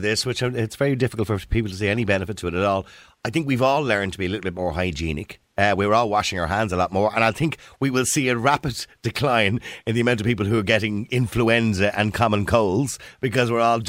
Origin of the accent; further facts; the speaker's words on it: Ireland; But we're Irish